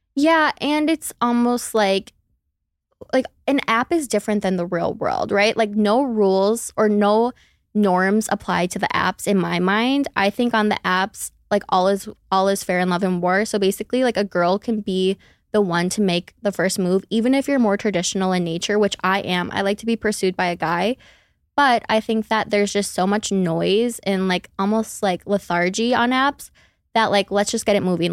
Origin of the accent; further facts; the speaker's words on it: Minneapolis, Minnesota, United States; I'm from Minneapolis, Minnesota. I don't have an accent unless I say the O's, and then you'll really hear it